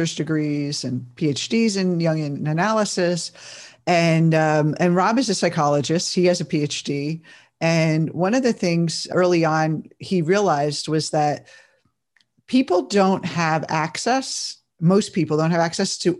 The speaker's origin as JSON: {"language": "English", "region": "New Jersey", "country": "United States", "said": "I grew up in that family too. And I'm from New Jersey"}